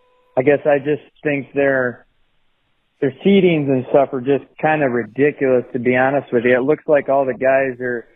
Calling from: Iowa, United States; Hey, this is …. I'm here from Iowa.

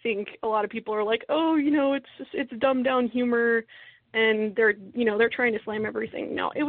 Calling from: Texas, United States; from the Dallas-Fort Worth Ghostbusters in Texas.

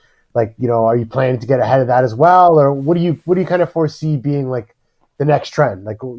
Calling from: Ontario, Canada; I'm actually calling from Ontario, Canada.

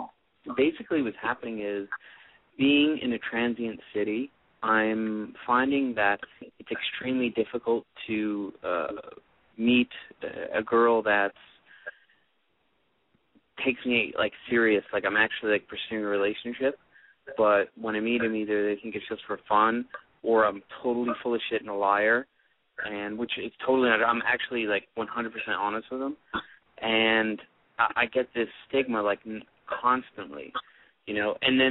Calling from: United States; Calling from L.A. and Vegas area.

